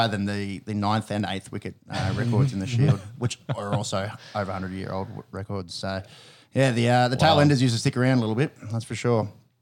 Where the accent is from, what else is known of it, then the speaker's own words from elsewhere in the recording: Australia; us Aussie cricket fans